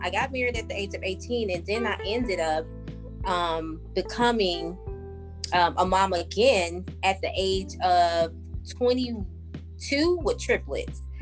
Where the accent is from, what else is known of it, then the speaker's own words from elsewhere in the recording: New Orleans, Louisiana, United States; I grew up in New Orleans.